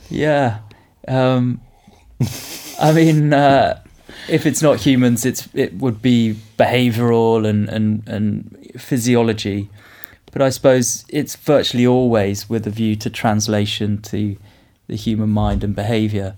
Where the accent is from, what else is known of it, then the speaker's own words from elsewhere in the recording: United Kingdom; I come from the United Kingdom. I live in Oxford